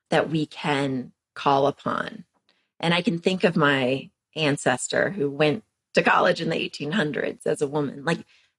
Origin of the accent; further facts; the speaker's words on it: Texas, United States; moved away as an adult; also born or lived in Western Massachusetts; I'm from Texas.